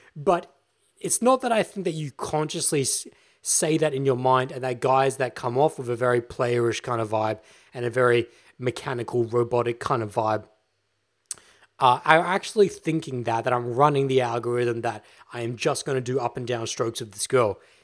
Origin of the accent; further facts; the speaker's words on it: Victoria, Australia; now in Adelaide, Australia; in the moment, I'm in Adelaide, South Australia, but I'm actually from Victoria